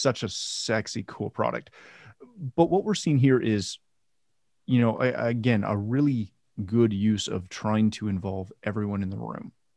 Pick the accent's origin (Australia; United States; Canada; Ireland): Canada; I'm Canadian.